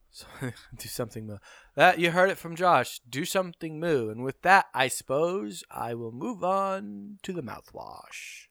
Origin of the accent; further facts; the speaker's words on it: Canada; being a Canadian